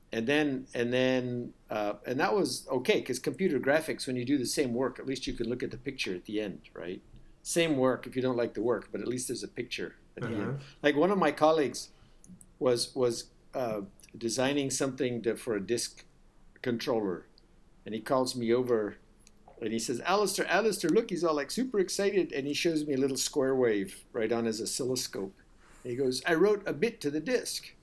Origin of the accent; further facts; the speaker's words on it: United States; also born or lived in India; U.S. I did most of my school life in the U.S., but I spent four years in Ind